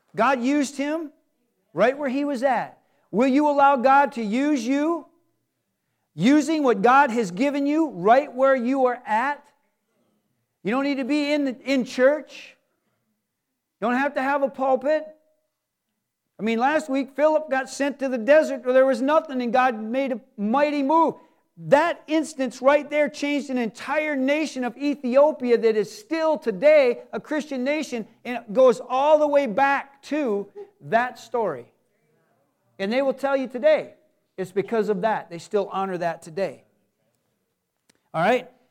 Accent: Michigan, United States; we're from Michigan

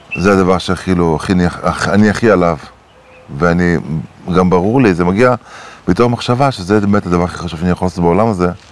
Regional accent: Acre, Northern District, Israel; גדלתי בעכו

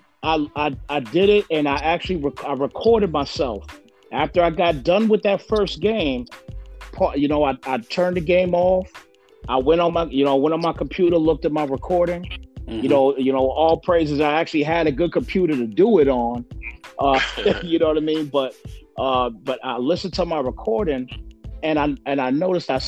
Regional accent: United States; I'm from the East Coast, so I'm from New York, New Jersey area.

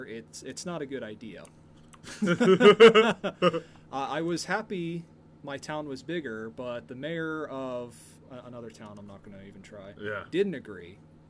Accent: United States; I'm American.

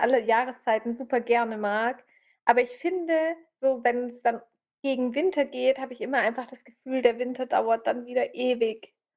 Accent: Swabia, Germany; wie man bei uns im Schwabenland sagt

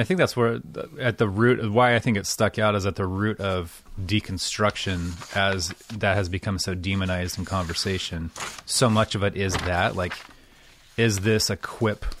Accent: United States; as an American

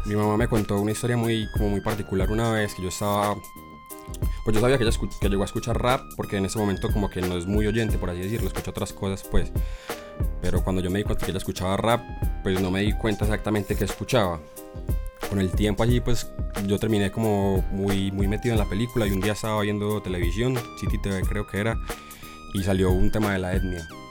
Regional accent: Caldas, Antioquia, Colombia; yo soy de Caldas

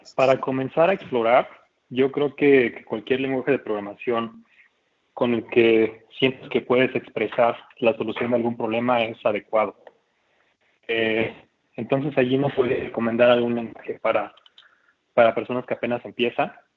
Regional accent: Oaxaca, Mexico; moved away as an adult; also born or lived in Mexico City; yo soy de Oaxaca

